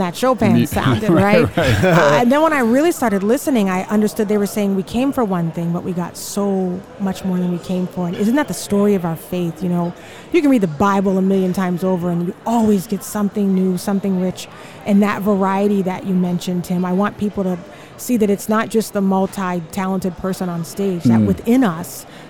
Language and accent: English; Charleston, South Carolina, United States; moved away; also born or lived in Houston; I'm originally from Charleston, South Carolina